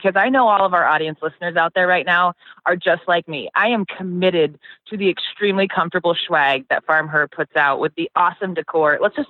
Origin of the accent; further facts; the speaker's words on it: Carlisle, Iowa, United States; I grew up in Carlisle, Iowa, born and raised.